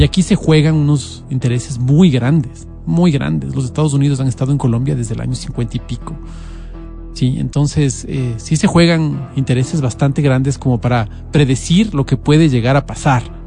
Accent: Ecuador; nosotros como ecuatorianos

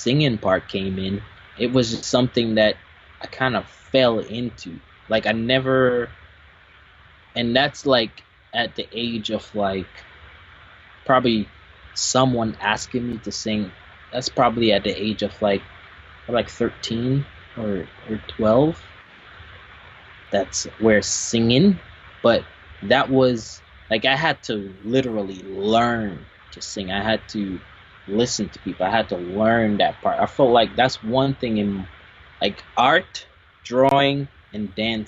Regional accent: Jamaica; I am Jamaican. I was born in Jamaica

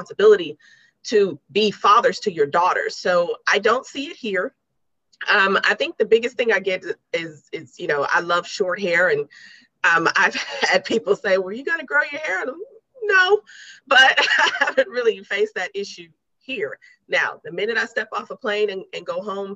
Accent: Los Angeles, California, United States; moved away as an adult; also born or lived in Tennessee; Growing up in Los Angeles

